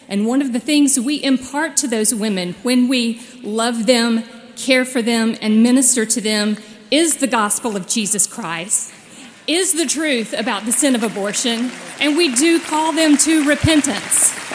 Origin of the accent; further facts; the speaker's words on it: Dothan, Alabama, United States; my hometown of Dothan, Alabama